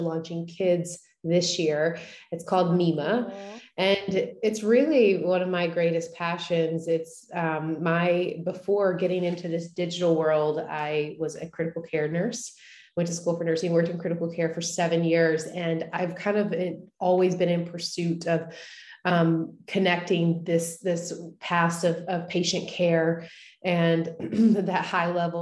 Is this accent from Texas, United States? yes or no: yes; East Texas, United States; moved away as an adult; now in Nashville, United States; my story starts in Texas. I'm from East Texas. I now live in Nashville. I've lived here for the last 12 years.